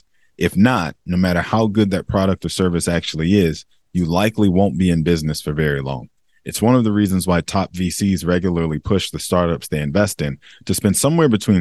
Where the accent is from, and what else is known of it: United States